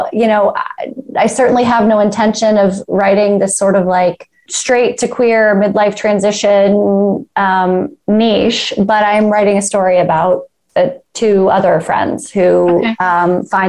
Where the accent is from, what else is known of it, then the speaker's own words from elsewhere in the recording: Georgia, United States; In a suburb of Atlanta, north of Atlanta.